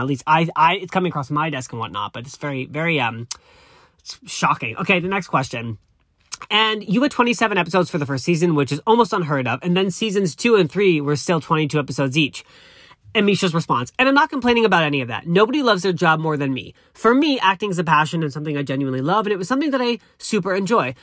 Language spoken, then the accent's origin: English; East Coast, United States; moved away as an adult; now in Los Angeles, United States; I'm very honest and open, which is, I, that's the East Coast in me.